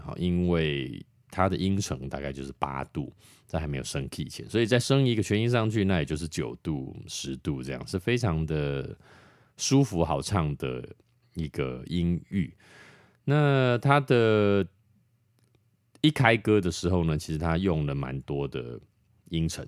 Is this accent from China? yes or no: no; Taiwan